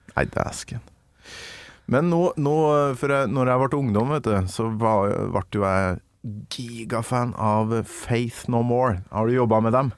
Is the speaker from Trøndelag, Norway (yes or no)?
yes; Kolvereid, Trøndelag, Norway; Kolvereid, der jeg kommer fra